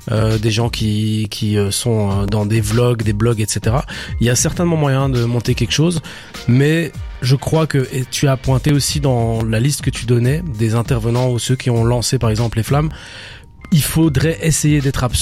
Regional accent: Belgium; belges, c'est une plus-value même, tu vois.

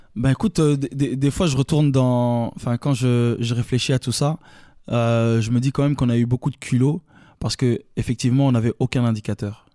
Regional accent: Brussels, Brussels-Capital Region, Belgium; accent: Belgian; je suis bruxellois, tu vois. Je, avec l'accent belge

